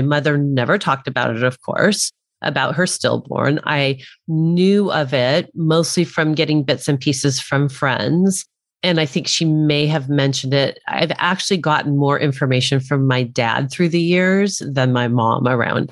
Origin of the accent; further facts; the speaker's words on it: El Monte, California, United States; also born or lived in Arcadia, California; I was born in Arcadia, California, and my parents lived in the city south of that in El Monte.